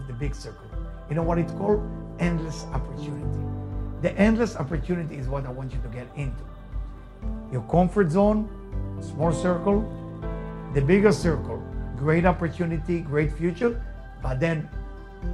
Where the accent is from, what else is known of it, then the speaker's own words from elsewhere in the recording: Israel; accent: Israeli; first language Hebrew; English is a second language; moved away; As you can hear my accent, I'm Israeli. I was born in Israel. So my English is not the first language, right? I mean, for me, the first language is Hebrew